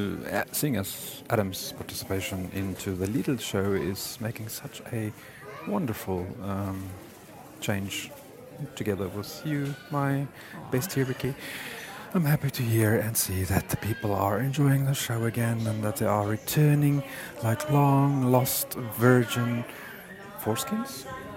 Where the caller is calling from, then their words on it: Frankfurt, Hesse, Germany; So I'm calling you from Frankfurt International Airport because it seems this is the only time I really get to call you guys.